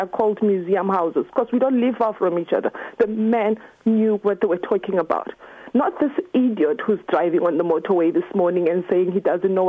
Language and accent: English; South Africa; now in Dunstable, United Kingdom; I'm South African.